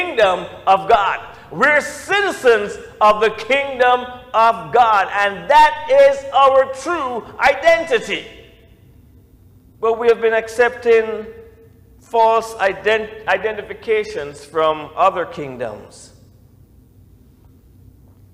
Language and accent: English; Jamaica; now in United States; I used my Jamaican passport, and I got treated, as a citizen returning.